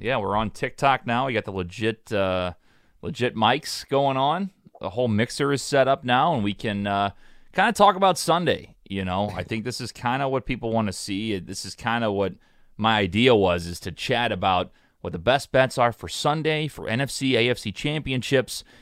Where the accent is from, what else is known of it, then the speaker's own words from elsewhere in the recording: St. Louis, Missouri, United States; I'm from Saint Louis